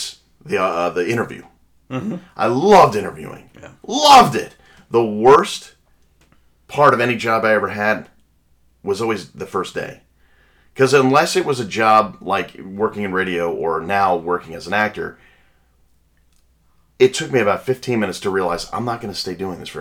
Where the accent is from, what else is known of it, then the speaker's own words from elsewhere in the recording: Long Island, New York, United States; I grew up on Long Island, so I had access to the city